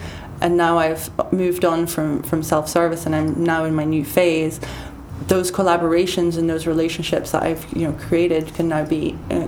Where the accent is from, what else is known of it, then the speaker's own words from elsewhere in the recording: United Kingdom; now in Paris, France; I don't feel, I'm still British, but I'm definitely Parisian now.